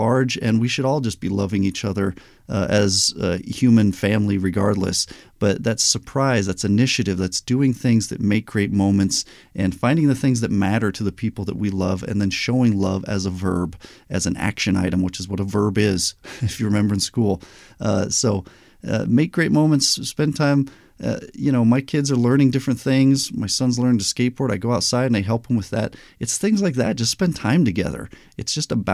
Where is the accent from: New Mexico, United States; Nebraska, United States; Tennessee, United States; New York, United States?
New Mexico, United States; Albuquerque; also born or lived in Anaheim, California; I was born in Anaheim, but we moved to Albuquerque, New Mexico